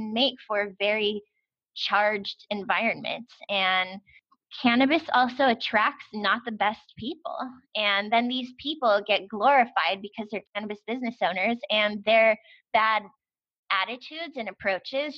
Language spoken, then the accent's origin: English; United States; as an American